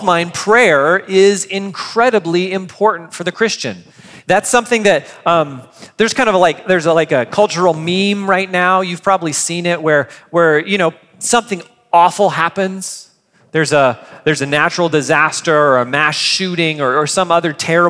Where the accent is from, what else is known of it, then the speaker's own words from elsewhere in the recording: United States; as an American